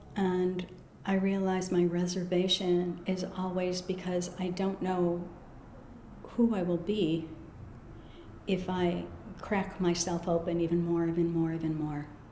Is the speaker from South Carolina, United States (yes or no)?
no; Des Plaines, Illinois, United States; also born or lived in Chicago; I was born in Chicago proper, but when I was uh, five, we moved to the suburbs, a suburb named Des Plaines. And, um, you know, I had a Midwestern childhood